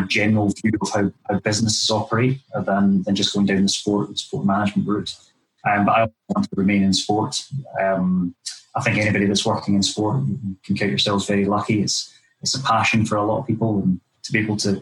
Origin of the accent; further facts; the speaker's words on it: Dunblane, Scotland, United Kingdom; just down the road from where I was brought up in Dunblane